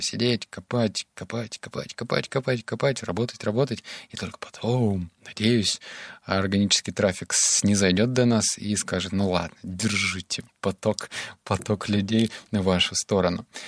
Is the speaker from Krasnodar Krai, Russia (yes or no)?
no; Novosibirsk, Novosibirsk Oblast, Russia; сам я из Новосибирска